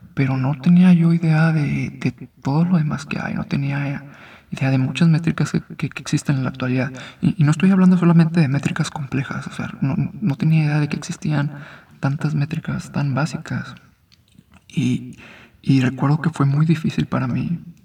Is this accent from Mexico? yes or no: yes; Mexico; also born or lived in Guadalajara; soy mexicano